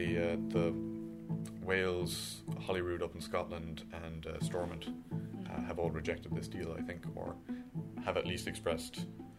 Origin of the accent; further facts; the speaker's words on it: Tipperary, Munster, Ireland; I'm from Tipperary.